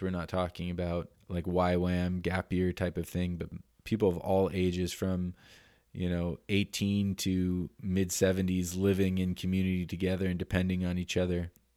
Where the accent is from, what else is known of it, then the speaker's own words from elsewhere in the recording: Denver, Colorado, United States; also born or lived in Canada; now in Oroville, United States; I'm from Denver, Colorado originally.